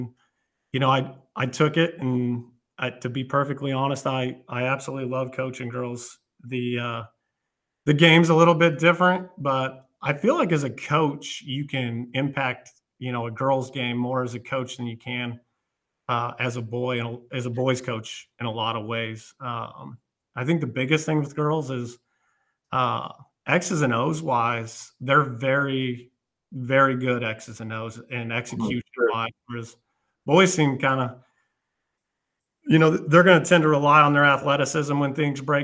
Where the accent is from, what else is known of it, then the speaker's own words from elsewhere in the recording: Colorado, United States; moved away as an adult; also born or lived in St. Louis, Missouri; now in Westphalia, United States; I grew up in Colorado, played at a large high school out there, and then came to St. Louis in the early 2000s